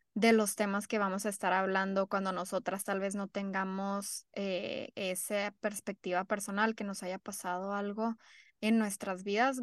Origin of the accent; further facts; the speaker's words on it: Mexico; now in United States; somos de la frontera, sí crecimos en México y somos mexicanas, de familias mexicanas, pero ya ahora vivimos en Estados Unidos